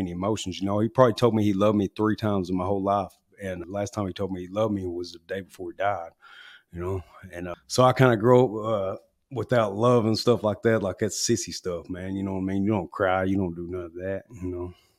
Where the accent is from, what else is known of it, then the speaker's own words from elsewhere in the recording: Newport, Arkansas, United States; I grew up in Newport, Arkansas